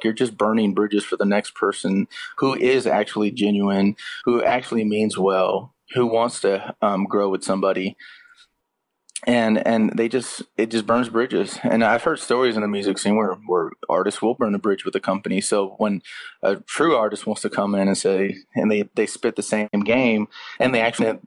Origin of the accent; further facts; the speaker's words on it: Austin, Texas, United States; I was born in Austin, Texas, and I was raised on 90s country music